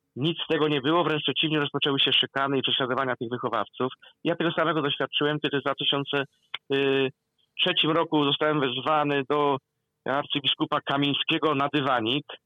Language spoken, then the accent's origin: Polish; Kielce region, Świętokrzyskie Voivodeship, Poland; ja, który pochodzę z Kielecczyzny rodem